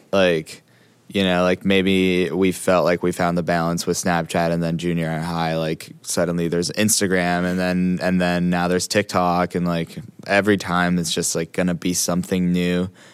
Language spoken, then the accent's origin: English; Hawaii, United States; I grew up in Hawaii.